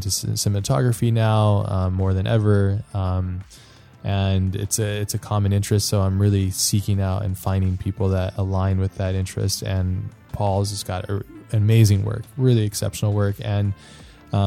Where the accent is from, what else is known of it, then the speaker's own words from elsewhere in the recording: Hawaii, United States; moved away; I grew up there, so I spent about 10 years of my life there.